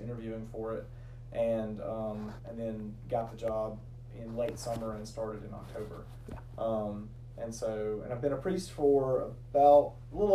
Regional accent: Rome, Georgia, United States; moved away as an adult; also born or lived in Great Falls, Virginia; now in LaGrange, United States; I grew up in Rome, Georgia

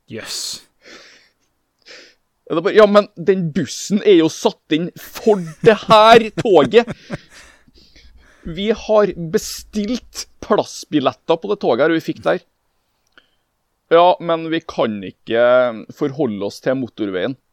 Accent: Norway; vi kommer fra Norge.

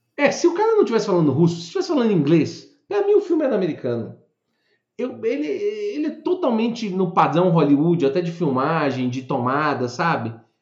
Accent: Brazil; nós somos brasileiros com muito orgulho e com muito amor

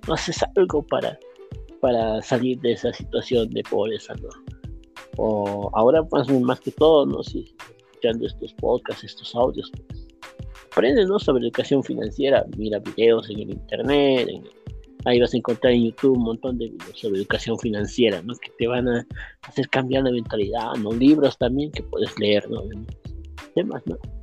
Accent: Uruguay; now in Bolivia; yo soy de, de Uruguay, he nacido allá, pero estoy aquí en Bolivia bastante tiempo, ¿no? Bastantes años

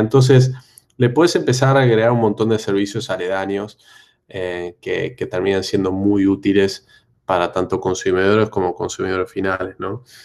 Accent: Argentina; moved away as an adult; now in Brazil; siendo argentino, habiendo vivido en Argentina 30 años

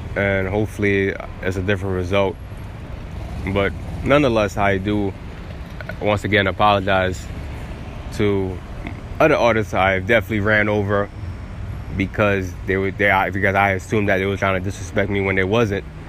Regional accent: New York City, New York, United States; I'm from Staten Island

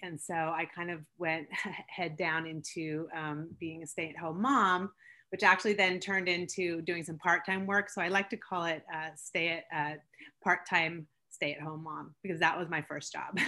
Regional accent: Seattle, Washington, United States; also born or lived in Switzerland; I grew up in Seattle. I was born in Switzerland, moved to Seattle when I was two

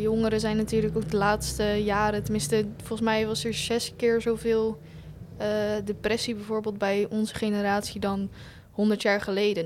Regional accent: Hoeksche Waard, South Holland, Netherlands; ik kom uit Hoekswaard

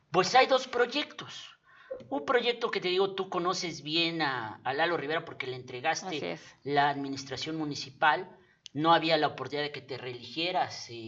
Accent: Puebla, Mexico; los que somos poblanos de toda la vida

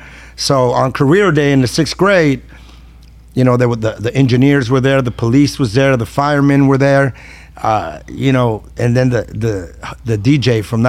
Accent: San Diego, California, United States; I was raised in Southeast San Diego in Sherman.

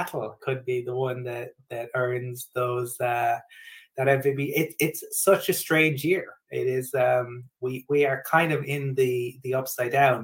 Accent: Cork, Munster, Ireland; from Cork, which is my hometown.

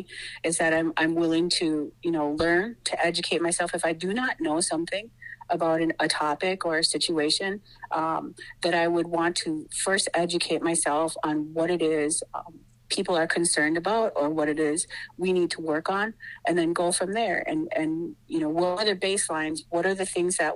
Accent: Wittenberg, Wisconsin, United States; I come from Pachinunk, and that is Wittenberg, Wisconsin. And I've been there for a number of years. I grew up there

